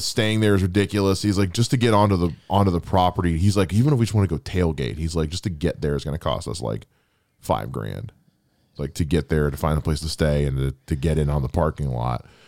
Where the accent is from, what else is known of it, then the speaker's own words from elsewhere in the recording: North Canton, Ohio, United States; when I was growing up in North Canton